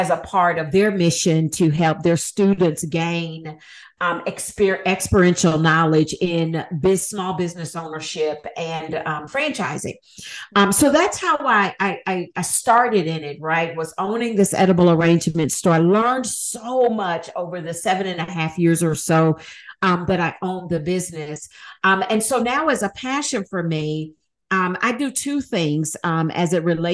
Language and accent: English; Huntsville, Alabama, United States; moved away as an adult; also born or lived in Atlanta, Georgia / Nashville, Tennessee; I needed to move back to my hometown of Huntsville, Alabama